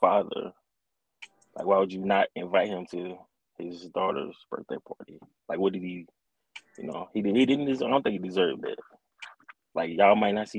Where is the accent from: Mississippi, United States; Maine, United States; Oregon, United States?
Mississippi, United States; I'm from Mississippi